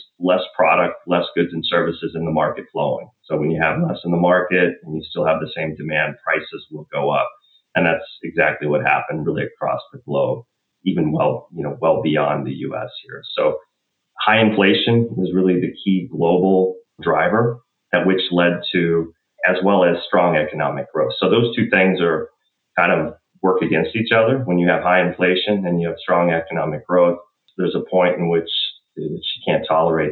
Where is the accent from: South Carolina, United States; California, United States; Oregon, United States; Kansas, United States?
Kansas, United States; Southeast; now in Madison, United States; I grew up in Southeast Kansas, so I grew up in kind of the rural agricultural setting